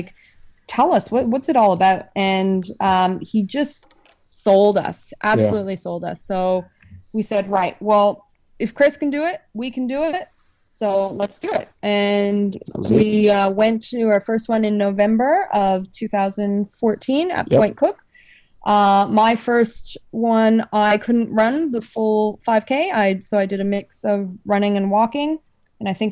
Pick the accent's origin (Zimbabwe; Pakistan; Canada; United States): Canada; Toronto, Ontario; now in Australia; We're both from Canada. I'm from Toronto.